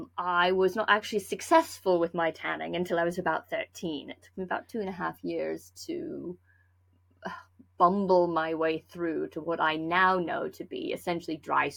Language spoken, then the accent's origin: English; Lander, Wyoming, United States; Well, I grew up in Lander, Wyoming. So not a heavily populated area of the world, we'll put it that way.